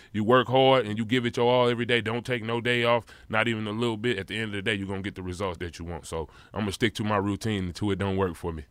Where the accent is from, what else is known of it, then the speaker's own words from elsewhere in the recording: St. Louis, Missouri, United States; it just made me tough as a kid growing up in Saint Louis, Missouri